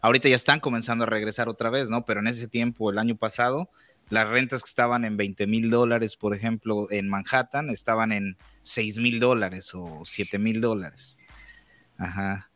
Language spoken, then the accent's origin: Spanish; Mexico; now in United States; la primera vez que estuve aquí en Estados Unidos estuve eh, aproximadamente cinco años y después de ahí regresé a México